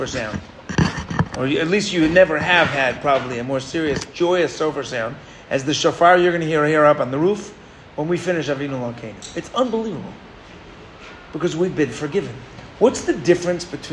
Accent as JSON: {"language": "English", "region": "New York", "country": "United States", "tie": "born or raised there", "moved": "yes", "said": "I grew up in New York"}